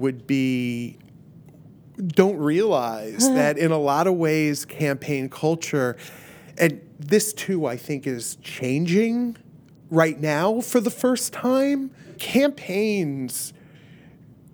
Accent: Miami, Florida, United States; moved away; left a party scene in Miami

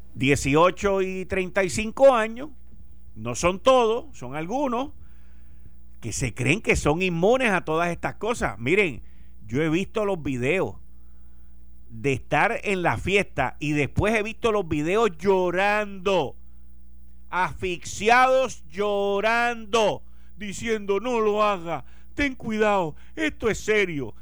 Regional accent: Puerto Rico; Somos los boricuas

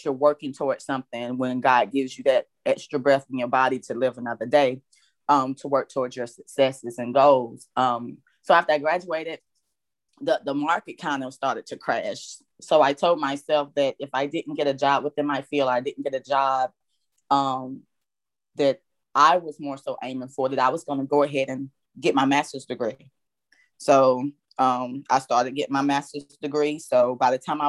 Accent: Landis, North Carolina, United States; I was raised in Landis, North Carolina.

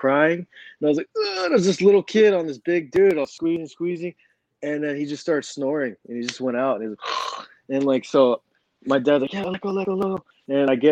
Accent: Southern California, United States; SoCal is a great place for, it's a mecca of like a jiu-jitsu. There's a lot of good training gyms and stuff. So growing up there

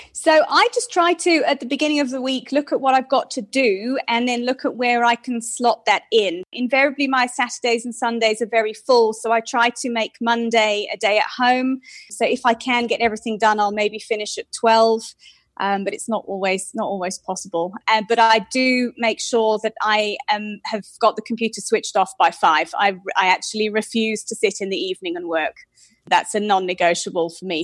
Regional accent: United Kingdom; moved away as an adult; now in South Africa; I'm British, so I've been in South Africa for eight and a half years now

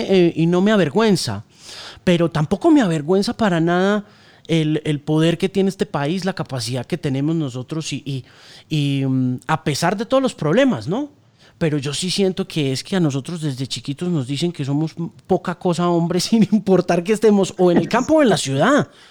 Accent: Colombia; also born or lived in United States; a nosotros sí nos han clavado un tema de inferioridad muy bravo como colombianos en general

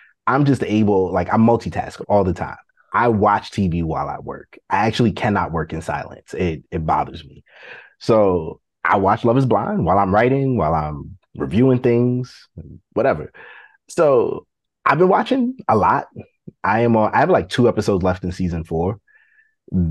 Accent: New York City, New York, United States; moved away; I'm from Brooklyn

